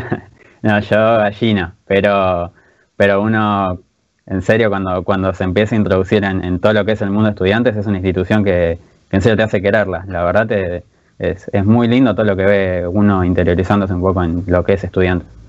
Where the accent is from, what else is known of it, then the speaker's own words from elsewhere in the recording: Buenos Aires, Argentina; Yo soy de, Floresta